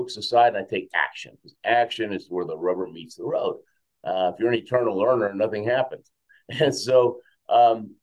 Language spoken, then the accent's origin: English; Houston, Texas, United States; first language Spanish; English is a second language; also born or lived in Argentina / Queens, New York / Venezuela; now in Colorado, United States; We were in Queens, New York for a couple of years, then Houston most of my life, Venezuela for a couple of years.